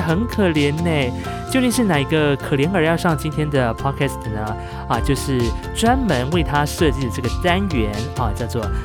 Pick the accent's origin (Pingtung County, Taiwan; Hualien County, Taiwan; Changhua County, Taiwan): Hualien County, Taiwan; 我是来自于花莲阿美族的